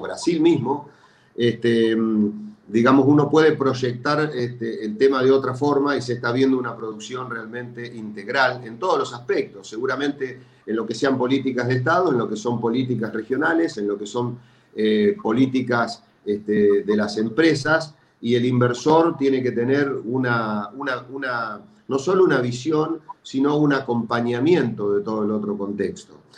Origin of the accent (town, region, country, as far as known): Argentina